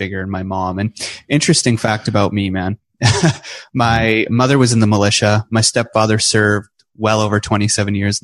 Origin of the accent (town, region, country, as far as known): New Brunswick, Canada; born or raised there; also born or lived in British Columbia